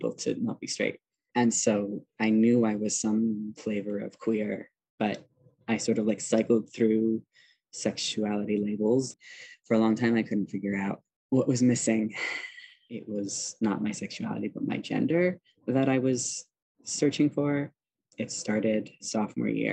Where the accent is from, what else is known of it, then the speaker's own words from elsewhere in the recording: Milwaukee, Wisconsin, United States; moved away; I grew up in Wisconsin in a suburb of Milwaukee